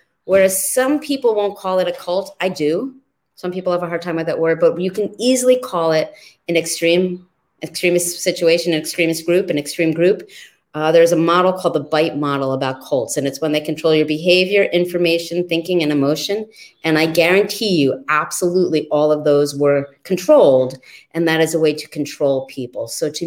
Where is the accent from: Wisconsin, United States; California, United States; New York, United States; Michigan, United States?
New York, United States; New York City; I lived with my dad in New York City's East Village in the 1970s